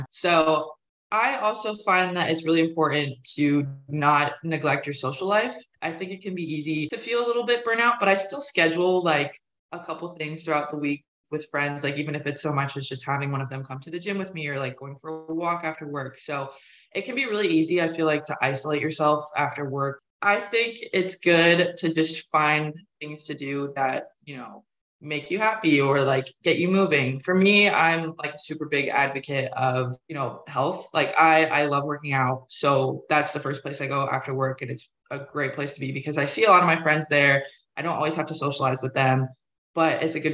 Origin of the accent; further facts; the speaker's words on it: Pennsylvania, United States; now in Raleigh, United States; you know, I came down to Raleigh from Pennsylvania. I didn't know anyone here when I first started at NC State.